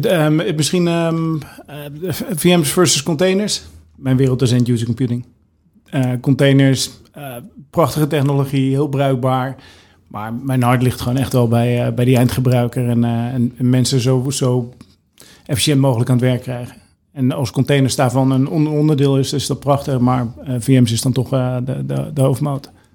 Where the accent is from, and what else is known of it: Netherlands